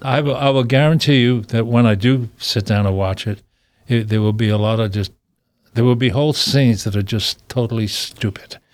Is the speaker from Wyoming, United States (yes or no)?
no; New York City, New York, United States; I was a guy from Brooklyn